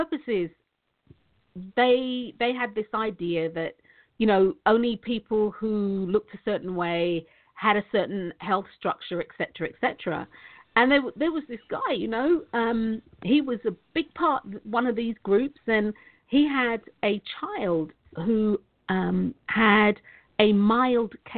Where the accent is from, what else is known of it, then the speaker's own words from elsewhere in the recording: London, United Kingdom; I'm from Tottenham. I used to live at the entrance. I didn't live on it, though, but I used to live at the entrance of the farm.